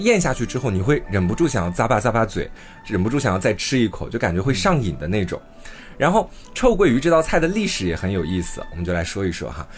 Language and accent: Chinese; Anhui, China; moved away; 我自己是一个土生土长的安徽人，我在安徽 待了有十几年的时间